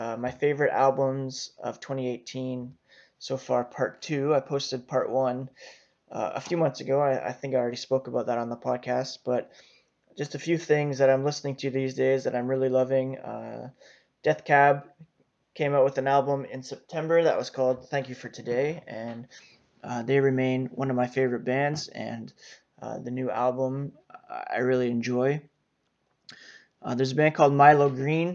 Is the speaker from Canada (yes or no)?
yes; Canada; as a Canadian